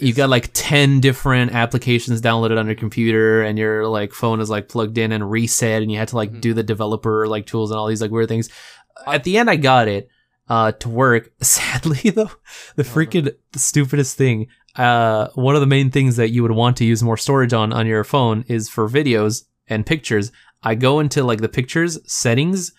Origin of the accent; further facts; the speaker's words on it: Texas, United States; I'm from Texas